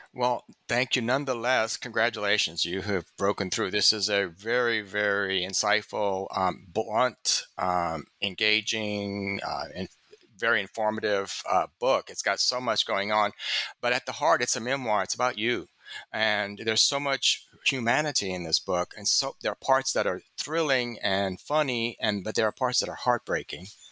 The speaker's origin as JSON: {"language": "English", "region": "the South", "country": "United States", "said": "I'm a reader from the South"}